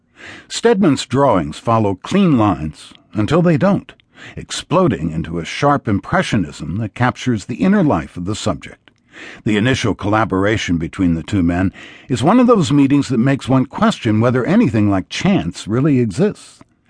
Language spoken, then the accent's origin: English; Louisville, Kentucky, United States; My hometown comes alive this week with the 140th running of the Kentucky Derby on Saturday in Louisville.